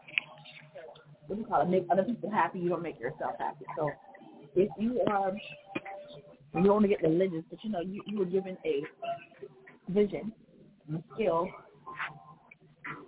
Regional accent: Charleston, United States; I'm from Charleston.

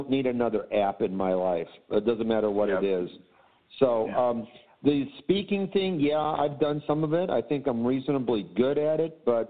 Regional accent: Chicago, Illinois, United States; Cubs fan growing up in Chicago.

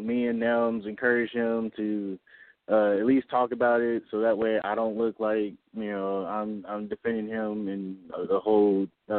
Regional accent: Chicago, Illinois, United States; now in United States South; I'm originally from Chicago.

